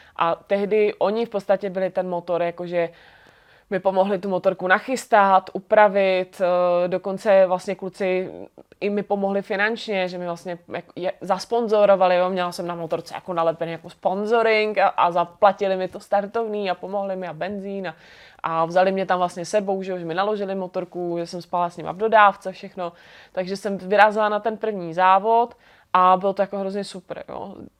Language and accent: Czech; Brno, South Moravian Region, Czechia; moved away as an adult; now in Prague, Czech Republic; jsem z Brna